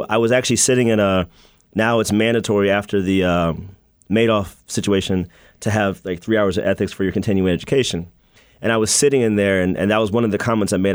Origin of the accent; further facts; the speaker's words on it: United States; moved away as an adult; also born or lived in Washington, D.C. / Maryland / Virginia; now in Chicago, United States; I was born in D.C. and then I grew up in Maryland and Virginia.